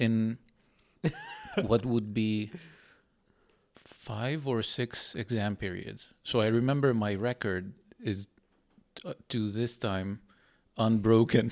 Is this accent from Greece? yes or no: yes; Greece; moved away as an adult; now in Netherlands; I went back to Greece.